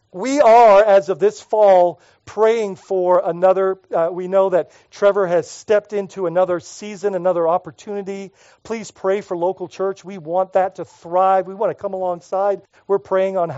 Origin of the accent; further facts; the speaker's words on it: Bahamas; moved away; when I was growing up in the Bahamas